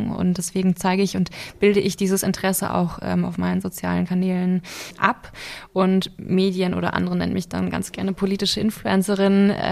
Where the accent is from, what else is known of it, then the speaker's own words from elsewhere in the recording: Lower Saxony, Germany; now in Berlin, Germany; Ich komme ursprünglich aus Niedersachsen und lebe jetzt seit zwei Jahren in Berlin